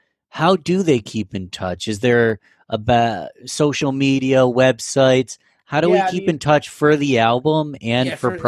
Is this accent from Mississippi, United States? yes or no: no; Rochester, New York, United States; I'm from Rochester, born and raised, but so much respect for Buffalo, you know?